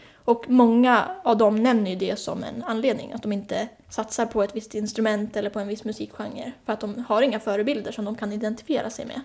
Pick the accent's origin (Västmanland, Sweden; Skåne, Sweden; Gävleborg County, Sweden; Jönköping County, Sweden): Gävleborg County, Sweden; Hälsingland, a small village outside Hudiksvall; moved away as an adult; now in Stockholm, Sweden; Jag kommer från Hälsingland, viktigt. En liten by utanför Hudiksvall, Glada Hudik.